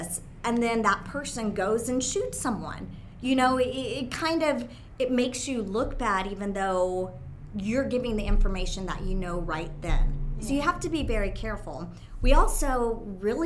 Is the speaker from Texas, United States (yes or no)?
yes; Texas, United States; moved away; also born or lived in California; I was born here in Texas. And so I came back to Texas